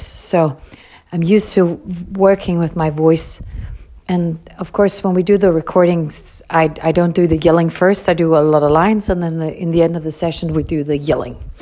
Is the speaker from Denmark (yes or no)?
yes; Copenhagen area, Capital Region of Denmark, Denmark; I was brought up up in Copenhagen, or a small city very close to Copenhagen